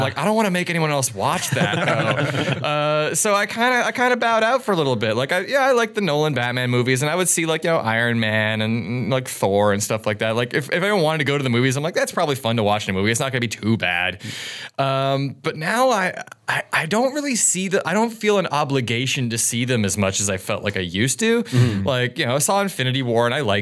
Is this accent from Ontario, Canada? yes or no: yes; Ontario, Canada; now in Winnipeg, Canada; I'm not originally from Winnipeg. I'm from Ontario